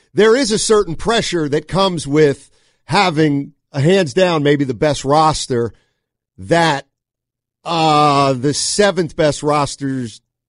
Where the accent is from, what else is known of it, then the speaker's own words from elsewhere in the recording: Reading, Pennsylvania, United States; now in San Francisco Bay Area, United States; I'm not really from Philly. Reading, PA?